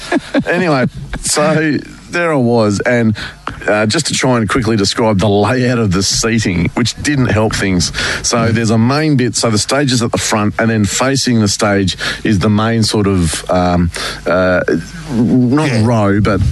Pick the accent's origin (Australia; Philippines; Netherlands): Australia; Melbourne, Victoria; I didn't grow up in Queensland. I grew up in Melbourne.